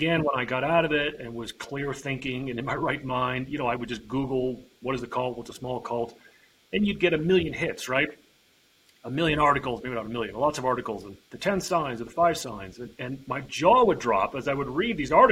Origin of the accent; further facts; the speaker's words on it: New Jersey, United States; now in Montana, United States; I live in Montana. I was born and raised on the East Coast in New Jersey